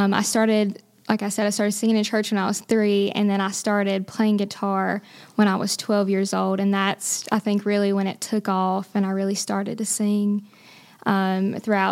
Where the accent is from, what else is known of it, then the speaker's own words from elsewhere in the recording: Boiling Springs, North Carolina, United States; this is my hometown as well